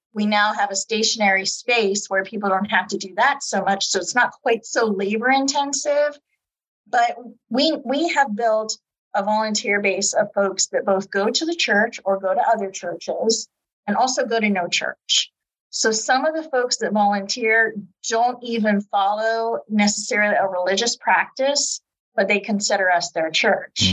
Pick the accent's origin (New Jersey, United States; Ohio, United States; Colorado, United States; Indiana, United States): Ohio, United States; Youngstown; also born or lived in Girard, Ohio; I was born and raised in Youngstown.